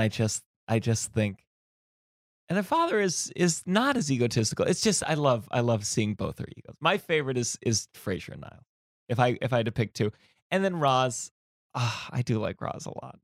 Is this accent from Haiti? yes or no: no; New York, United States; as a New Yorker